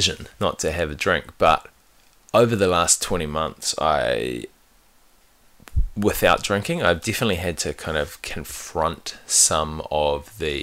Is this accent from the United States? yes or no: no; New Zealand; I grew up in New Zealand